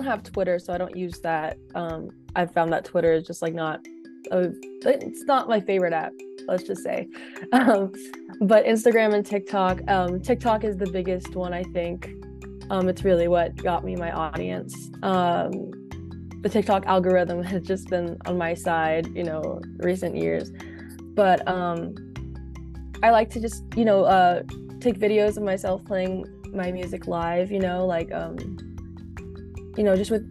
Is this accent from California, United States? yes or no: yes; the Bay Area, California, United States; I'm from the Bay Area in California, and I've lived here my entire life